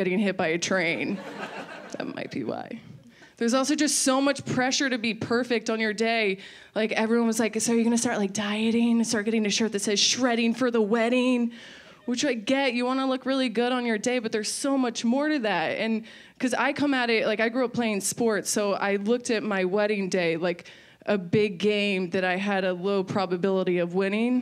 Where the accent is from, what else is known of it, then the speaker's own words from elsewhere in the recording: Maryland, United States; I'm from Maryland